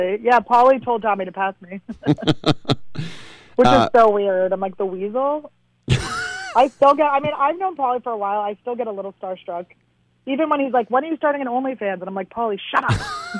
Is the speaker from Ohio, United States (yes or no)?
no; Philadelphia, Pennsylvania, United States; moved away